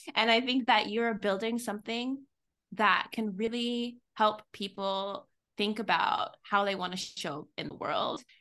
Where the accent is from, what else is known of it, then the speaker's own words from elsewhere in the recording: Texas, United States; I'm from Texas. I'm very Southern.